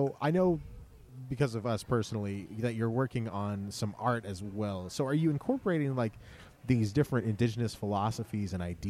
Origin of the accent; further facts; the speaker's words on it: South Dakota, United States; my home state.